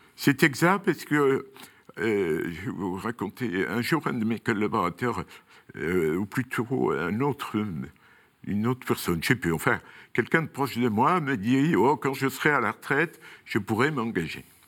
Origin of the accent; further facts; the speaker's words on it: Toulouse, Occitania, France; moved away as an adult; also born or lived in Montpellier / Rodez / Paris; je suis toulousain d'origine